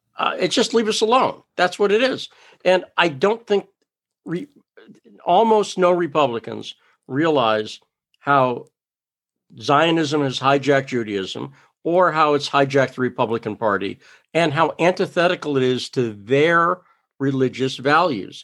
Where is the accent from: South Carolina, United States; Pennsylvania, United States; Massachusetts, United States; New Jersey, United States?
Massachusetts, United States; also born or lived in New York / California / Idaho; now in South Dakota, United States; I grew up in Massachusetts